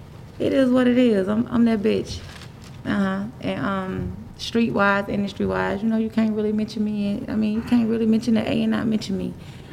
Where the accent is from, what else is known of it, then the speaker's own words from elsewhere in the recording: Atlanta, Georgia, United States; I'm from Bleeland. Crooks may call it Cleveland Avenue